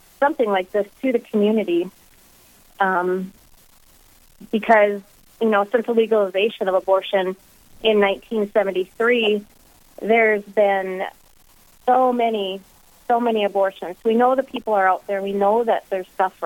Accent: Minot, North Dakota, United States; I am originally from Minot, born and raised

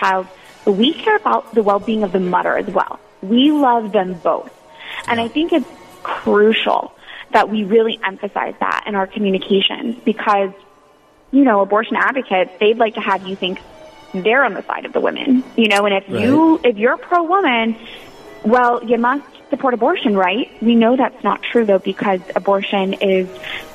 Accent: Florida, United States; moved away as an adult; now in Washington, D.C., United States; I grew up in Florida

